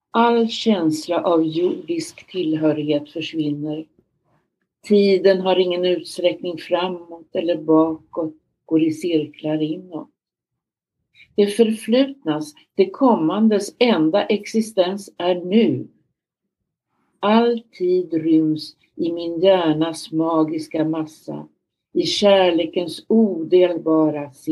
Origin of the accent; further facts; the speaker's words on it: Örebro, Örebro County, Sweden; Jag växte upp i Närke i Örebro, men man brukar säga jag har ingen Närke-dialekt kvar i Viby.